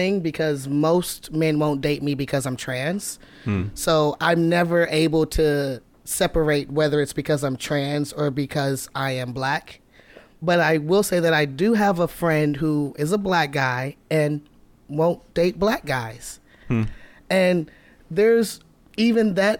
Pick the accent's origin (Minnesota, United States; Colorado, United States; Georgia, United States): Georgia, United States; Atlanta; now in Seattle, United States; I'm from Atlanta